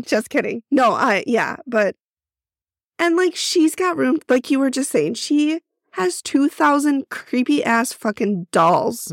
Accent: Midwest, United States; accent: Midwestern

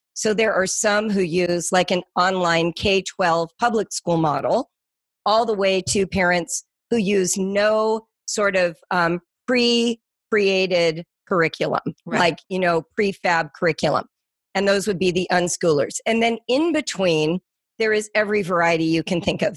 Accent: Las Virgenes School District, Malibu Canyon, California, United States; I grew up in the Las Virgenes School District, which is out in Malibu Canyon

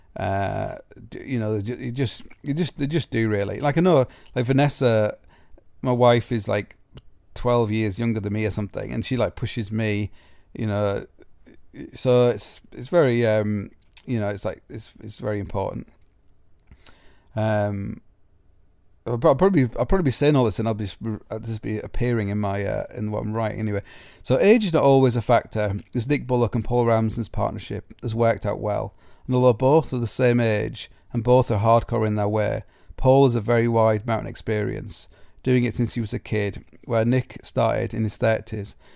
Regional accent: Sheffield, Yorkshire and the Humber, United Kingdom; growing up as a climber in Sheffield

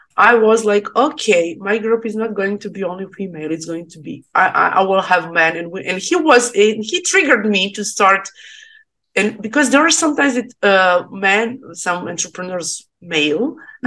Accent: Serbia; English is a second language; I'm from Serbia

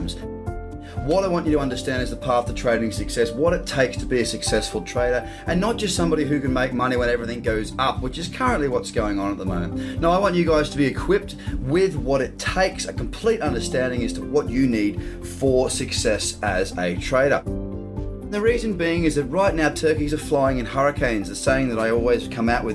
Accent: Australia; As an Australian

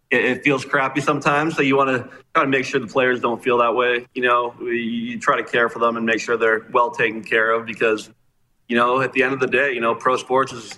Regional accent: Regina, Saskatchewan, Canada; as a kid growing up in Regina

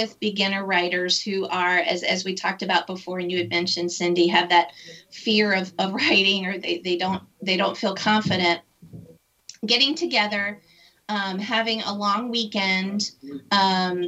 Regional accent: United States; as an American

